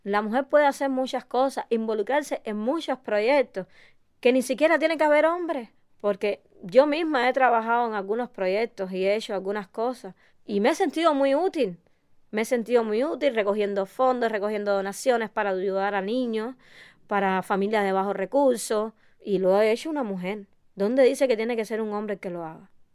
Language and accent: Spanish; Cuba; yo no soy árabe, yo sigo siendo cubana, latina, pero musulmana